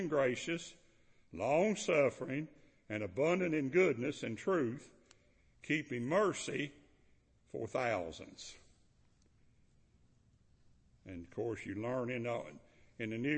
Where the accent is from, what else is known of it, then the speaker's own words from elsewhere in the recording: Kentucky, United States; moved away as an adult; now in Georgia, United States; I'm from Kentucky, but I want to tell you, I've been in Georgia 43 years. That's over half of my life